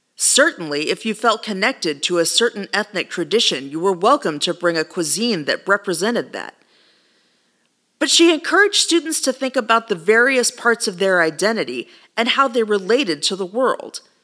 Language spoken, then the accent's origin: English; Texas, United States; I was raised on tacos and fajitas. It's as Texan as the day is long.